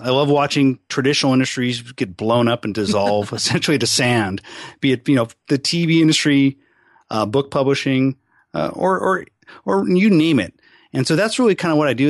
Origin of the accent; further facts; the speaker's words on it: Seattle, Washington, United States; also born or lived in California / Arizona; I'm a pretty much lifelong Seattle guy